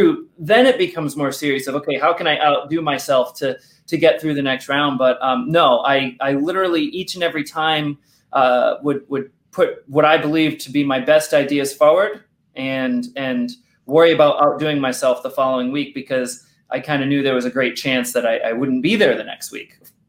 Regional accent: Rhode Island, United States; accent: Rhode Island; And luckily, I lost my Rhode Island accent almost all the way.

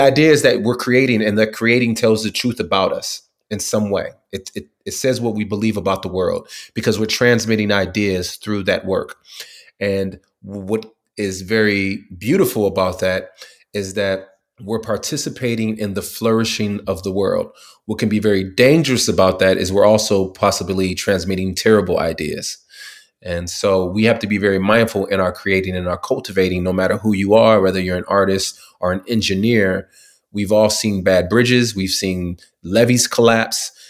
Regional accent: California, United States; moved away as an adult; also born or lived in Tuskegee, Alabama; I grew up in California

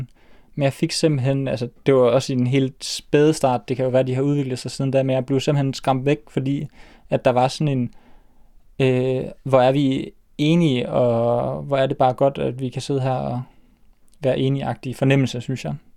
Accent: Aalborg, North Denmark Region, Denmark; der var en familiefest hjemme i Aalborg

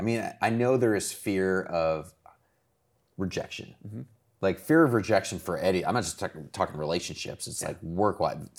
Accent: Ohio, United States; I'm from Ohio.

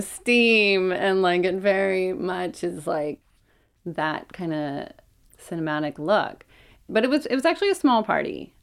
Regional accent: Oakland, California, United States; so I grew up in Oakland. Um, grew up in the hills over by the Oakland Zoo

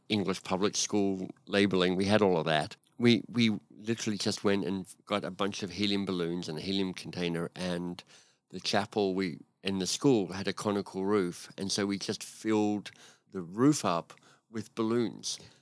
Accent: Canberra, Australian Capital Territory, Australia; moved away as an adult; now in Canada; I live in Canada, but I grew up in Australia, in Canberra, and, um, had a very happy childhood.

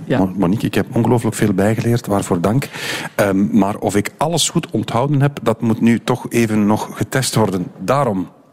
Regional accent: Belgium; Zijn wij Belgen grote designers?

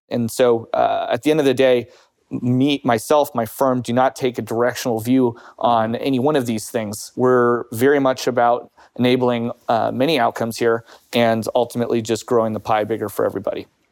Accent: United States; now in United Kingdom; as an American or as someone who lives in the U K

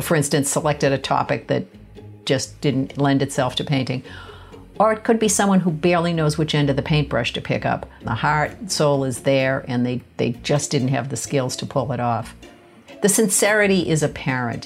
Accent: Boston, Massachusetts, United States; I grew up in Boston, uh, less than a mile from the Museum of Fine Arts

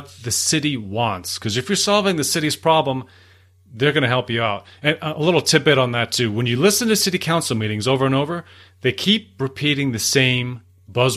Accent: Long Island, New York, United States; I grew up on Long Island

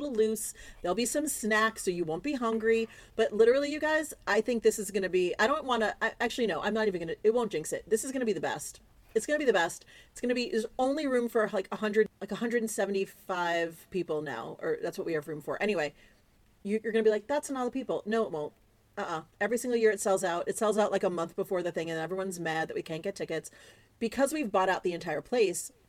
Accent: East Coast, United States; moved away; I grew up on the East Coast

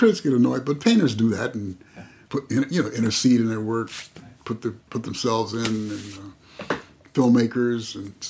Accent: El Cerrito, California, United States; I came from El Cerrito, where, you know, the neighborhoods were safe and the police saw to it that they were safe.

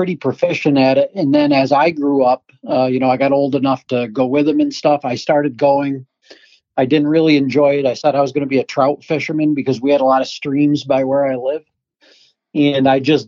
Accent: Adirondack Park, New York, United States; I grew up in big woods because I'm from a mountainous area. I'm from the Adirondack Park

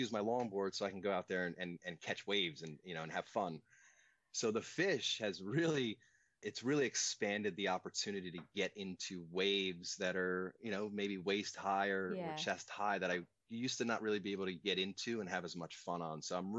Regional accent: East Coast, United States; Growing up on the East Coast, I learned to longboard.

